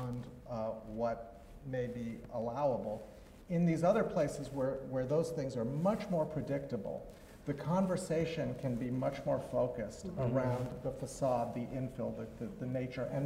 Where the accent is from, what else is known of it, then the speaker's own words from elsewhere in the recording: Switzerland; now in United States; I'm from Switzerland originally